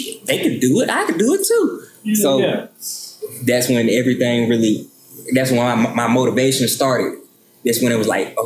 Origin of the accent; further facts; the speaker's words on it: Hobson City, Alabama, United States; I'm from Hobson City, Alabama